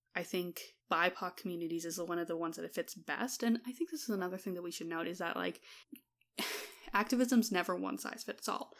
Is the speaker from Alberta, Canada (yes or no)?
yes; Alberta, Canada; also born or lived in Claresholm, Alberta; as someone who grew up in Alberta